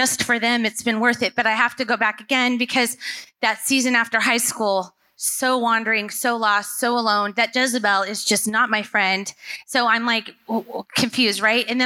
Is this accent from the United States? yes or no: yes; Southern California, United States; now in Portland, United States; I was raised in Southern California